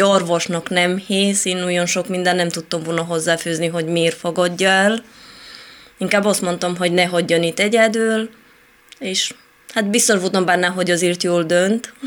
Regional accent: Moldavia, Romania; Hungarian is a second language; moved away as an adult; also born or lived in Italy; now in Hungary; Én Romániából a moldovai rész

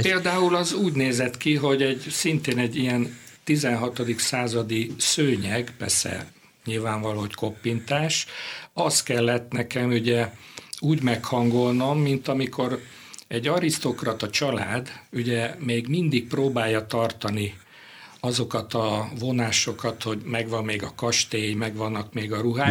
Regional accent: Budapest, Hungary; born or raised there

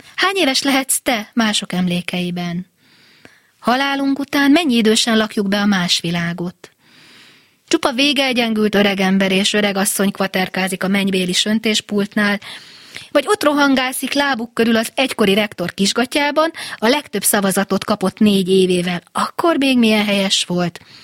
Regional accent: Győr, Győr-Moson-Sopron, Hungary; én győri lány vagyok

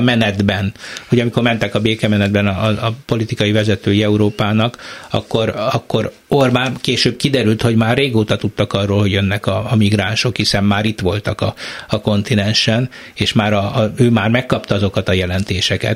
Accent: Eger, Heves, Hungary; én Egerből jövök

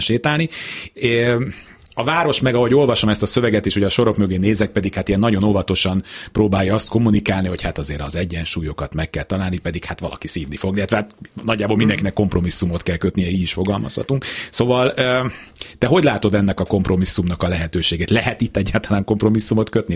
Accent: Budapest, Hungary; én a Bemraparton nőttem föl, mi gyerekkoromban annyira progresszívek voltunk, hogy még pecáztunk is

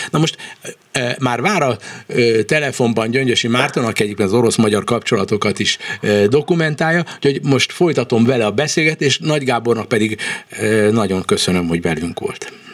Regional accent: Hungary; én kelet-európai magyar ember vagyok

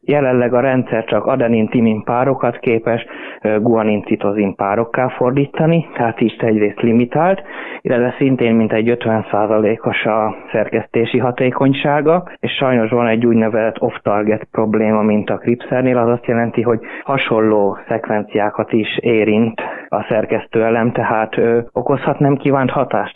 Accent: Hungary; now in Graz, Austria; mivel én magyar származású vagyok, és igazából magyarként szocializálódtam, tehát magyarnak vallom magam

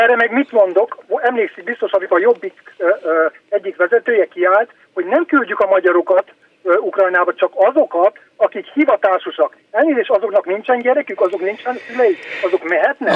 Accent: Transylvania, Romania; Erdélyi vagyok

